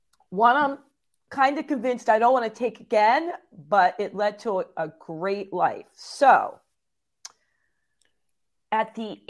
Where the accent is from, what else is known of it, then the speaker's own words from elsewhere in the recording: Phillipsburg, New Jersey, United States; also born or lived in Easton, Pennsylvania; I thought I was born where I grew up in Phillipsburg, New Jersey in the United States. But they were like, no, you got that question wrong on a security thing. So I found out I was born just across the bridge in Easton, Pennsylvania.